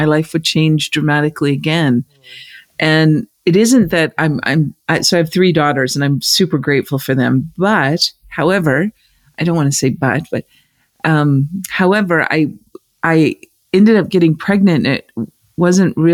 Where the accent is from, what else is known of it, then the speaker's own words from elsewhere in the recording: United States; But I grew up in the States